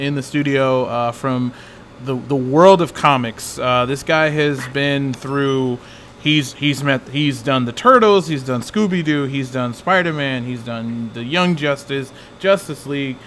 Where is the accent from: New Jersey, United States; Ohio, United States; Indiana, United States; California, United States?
New Jersey, United States; we're from Jersey, but like we live literally like a train ride away from New York